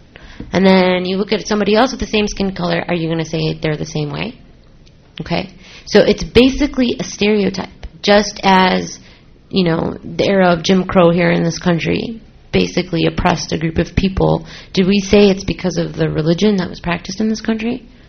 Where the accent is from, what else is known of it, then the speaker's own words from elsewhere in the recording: Syria; because I'm from Syria, and I'm sure some people in Syria did bad things, but I don't want me being Syrian to be associated with the Syrian